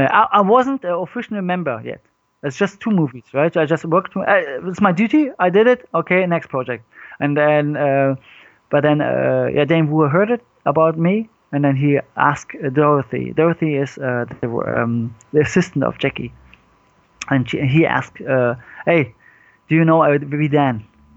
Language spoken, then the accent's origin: English; Vietnam; Andy Long is Vietnamese, like me